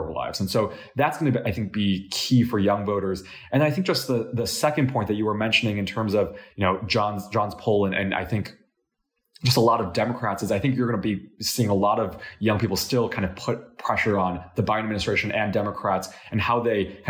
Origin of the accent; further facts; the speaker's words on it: Illinois, United States; my home state, Illinois